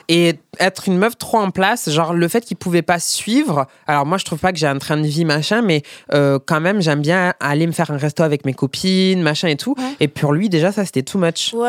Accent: Perpignan, Occitania, France; je suis, de Perpignan

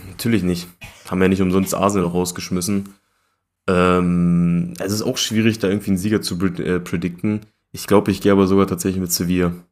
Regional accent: Germany; als Deutscher

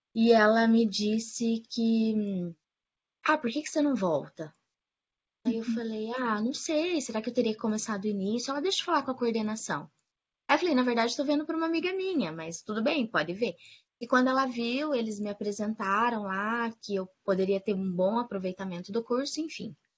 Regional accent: Maringá, Paraná, Brazil; now in Curitiba, Brazil; eu moro em Curitiba, sou nascida em Maringá

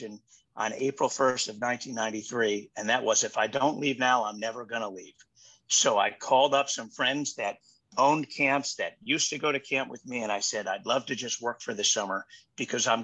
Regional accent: Baltimore, Maryland, United States; I grew up in Baltimore.

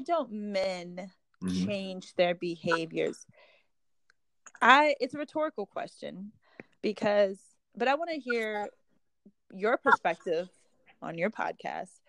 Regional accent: Midwest, United States; we're both from like kind of Midwest towns

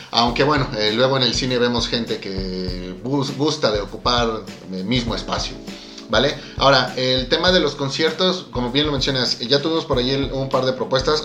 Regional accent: Mexico; somos los mexicanos

